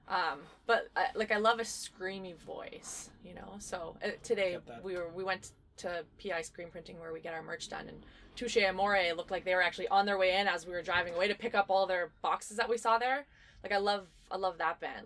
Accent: Winnipeg, Manitoba, Canada; we're from Winnipeg

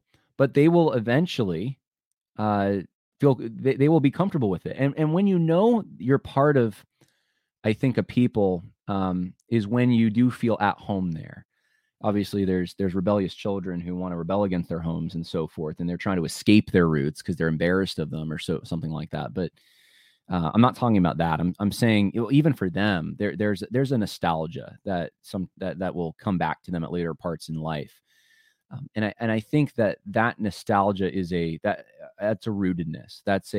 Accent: New York, United States; also born or lived in California / Southern US; I was born in California. My one side of my family, my mom's side's from Ohio. My dad's side, his father's from Mississippi. I grew up though in upstate New York. I lived down south for 4 years.

